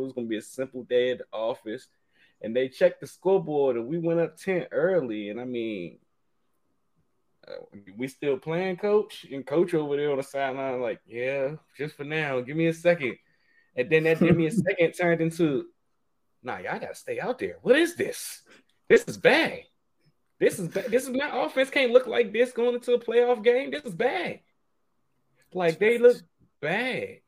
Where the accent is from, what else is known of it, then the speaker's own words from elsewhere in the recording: Washington, District of Columbia, United States; I'm a kid from Washington D.C.